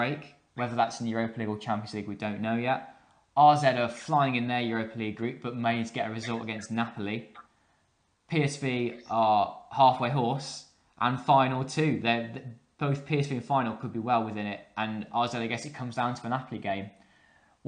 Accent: England, United Kingdom; I'm English

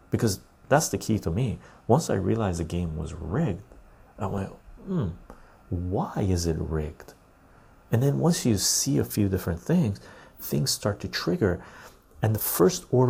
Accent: Canada; I'm Canadian. I wanted to see my country

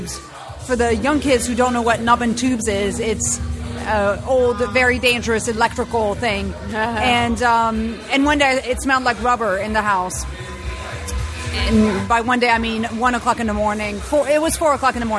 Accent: France; moved away as an adult; now in San Francisco, United States; I grew up in the mountains

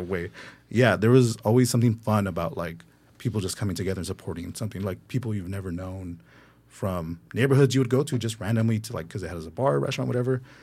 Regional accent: Los Angeles, California, United States; I'm born and raised in the Valley

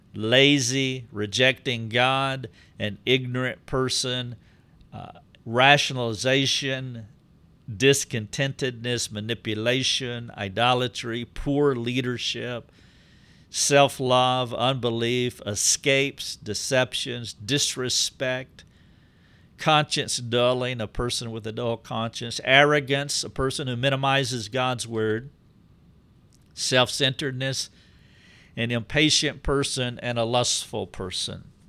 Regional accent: the South, United States; I'm from the South. I have been shaped by the Southern culture

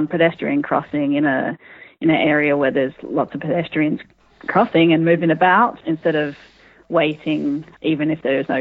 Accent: Western Australia, Australia; I grew up in Western Australia

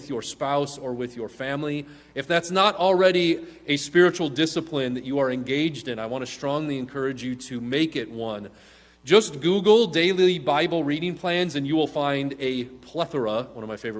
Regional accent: Midwest, United States; now in Southern California, United States; a Midwesterner

